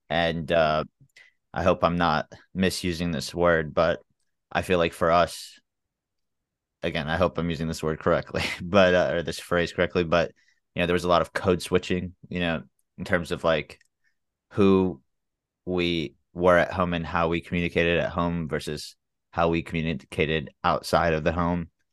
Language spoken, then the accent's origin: English; Memphis, Tennessee, United States; also born or lived in Chicago / San Antonio / Jacksonville, Florida / Birmingham; I'm from Memphis, Tennessee. Um, I lived in Memphis since I was two. I was born in Chicago bef-, before